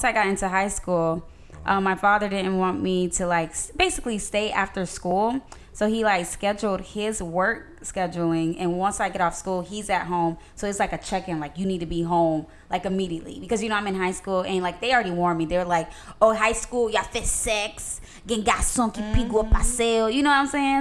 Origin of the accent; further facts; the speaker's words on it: Lakeland area, Polk County, Florida, United States; we're like Lakeland